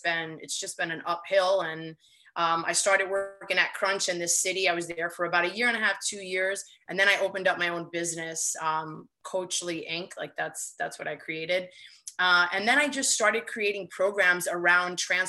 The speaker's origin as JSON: {"language": "English", "town": "New York City", "region": "New York", "country": "United States", "said": "I'm in New York. I live in Queens. I do work in the city, but I live in Queens. Yeah. And I'm from Queens, but not this side."}